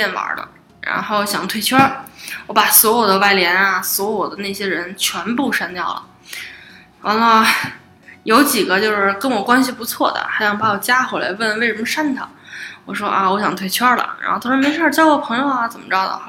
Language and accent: Chinese; Beijing, China; 但是作为北京人，